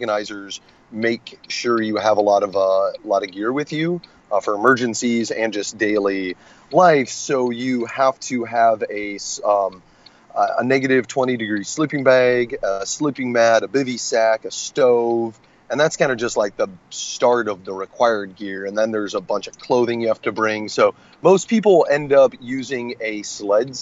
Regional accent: Raymond, Iowa, United States; moved away as an adult; also born or lived in Tacoma, Washington; now in Washington, United States; I grew up in Raymond

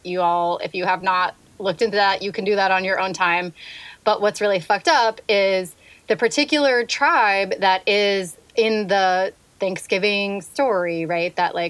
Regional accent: California, United States; now in Virginia, United States; I grew up in California

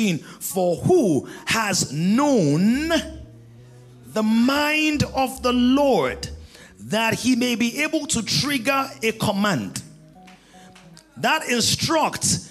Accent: Ekiti, Nigeria; I'm from Ekiti

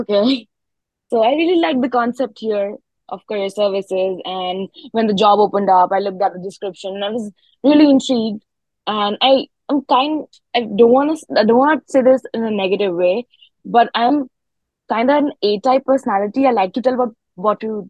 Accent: New Delhi, Delhi, India; moved away as an adult; now in Maryville, United States; I'm from like a city. I'm from New Delhi

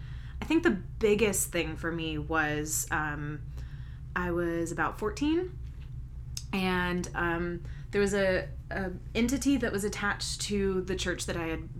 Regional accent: North Carolina, United States; now in Salem, United States; I am from North Carolina. I grew up in the Piedmont. And then I moved up to Asheville, North Carolina, which is in the Western Carolina Mountains.

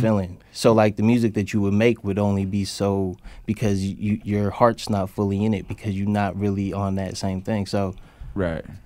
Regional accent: Oakland, California, United States; also born or lived in San Francisco / Alameda; I grew up in Oakland

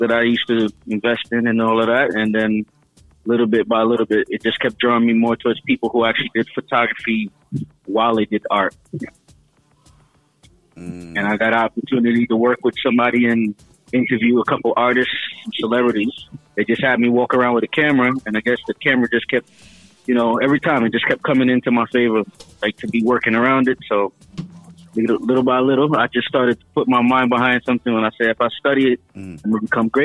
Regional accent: United States; also born or lived in Costa Rica; now in Brooklyn, United States; I am American born and Costa Rican descent

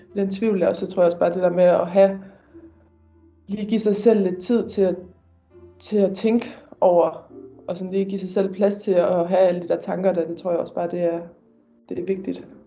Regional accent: Denmark; moved away as an adult; Derhjemme i Danmark

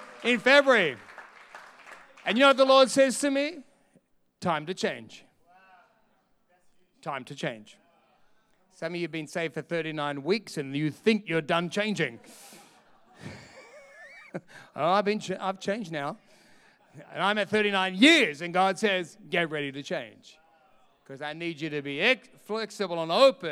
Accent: Sydney, New South Wales, Australia; also born or lived in London, England; now in Perth, Australia; my country, Australia. I'm from Sydney

